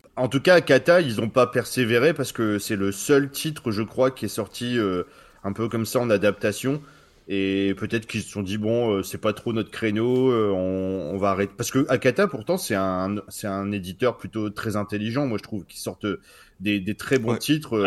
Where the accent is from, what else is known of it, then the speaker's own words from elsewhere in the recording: France; nous, on est français